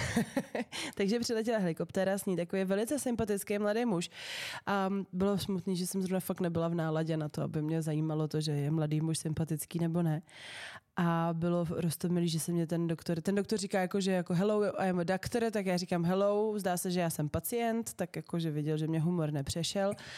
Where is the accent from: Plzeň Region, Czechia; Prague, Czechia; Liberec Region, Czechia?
Liberec Region, Czechia; Liberec; všechny spolužáky z gymnázia Františka Xavera Šeldy v Liberci